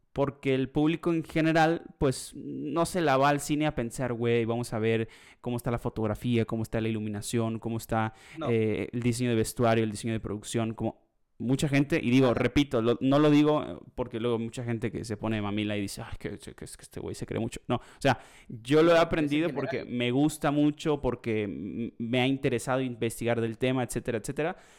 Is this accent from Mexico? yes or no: yes; Mexico